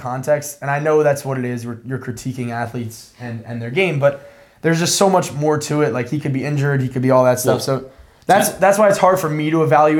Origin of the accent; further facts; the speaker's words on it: Philadelphia, Pennsylvania, United States; we're from Philly.